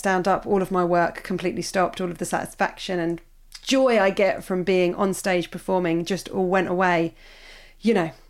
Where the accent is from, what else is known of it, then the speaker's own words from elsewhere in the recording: Australia; growing up in Australia.